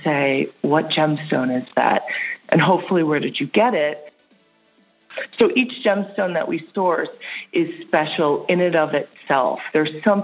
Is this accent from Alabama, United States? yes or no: no; Hudson Valley, New York, United States; moved away as an adult; also born or lived in New England / Manhattan, New York; now in San Francisco, United States; I grew up in the Hudson Valley region of New York